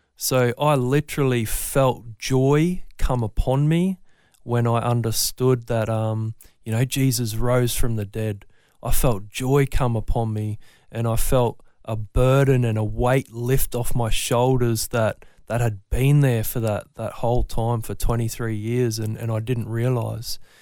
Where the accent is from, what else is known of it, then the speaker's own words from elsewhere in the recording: Brisbane, Queensland, Australia; I'm from Brisbane. Always born and bred, raised north side